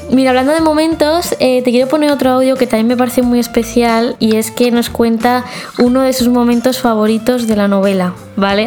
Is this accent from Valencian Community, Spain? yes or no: yes; Elche, Valencian Community, Spain; soy de Elche